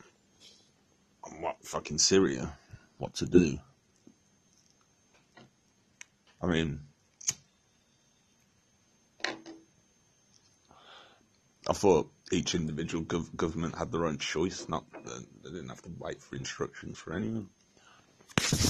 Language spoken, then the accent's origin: English; England, United Kingdom; I am English